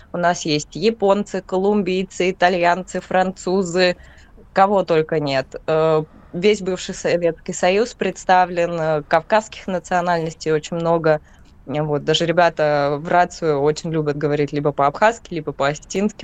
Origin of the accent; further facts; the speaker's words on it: Donetsk Oblast, Ukraine; так как я сама отсюда, э, я из Донецкой области